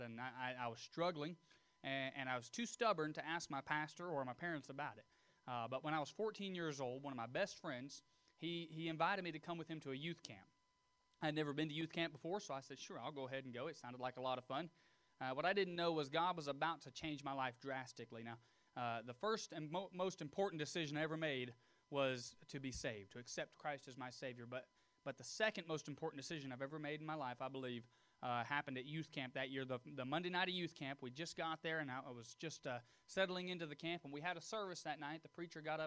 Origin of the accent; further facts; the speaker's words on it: Tullahoma, Tennessee, United States; I was born and raised near Tullahoma, Tennessee.